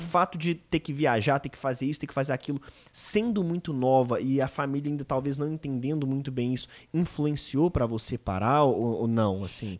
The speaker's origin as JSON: {"language": "Portuguese", "region": "Minas Gerais", "country": "Brazil", "said": "eu sou mineiro"}